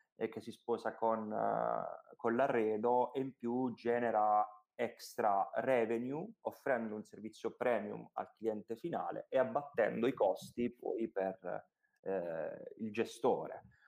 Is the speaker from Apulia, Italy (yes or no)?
yes; Apulia, Italy; noi siamo pugliesi